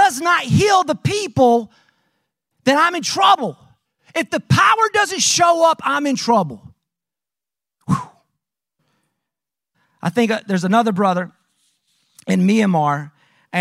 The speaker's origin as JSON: {"language": "English", "region": "the South", "country": "United States", "accent": "strong southern", "said": "my strong southern accent"}